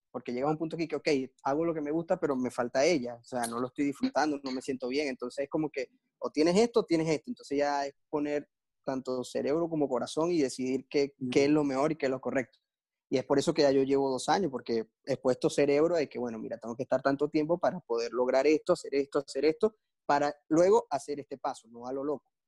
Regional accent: Maracaibo, Zulia, Venezuela; also born or lived in Caracas; me voy a Maracaibo porque allá es donde está mi mamá, está mi familia, está mi casa, está todo.

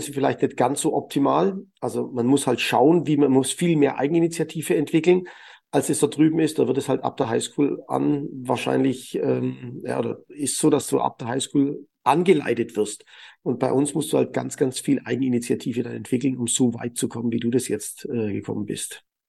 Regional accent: Germany; bei uns in Deutschland

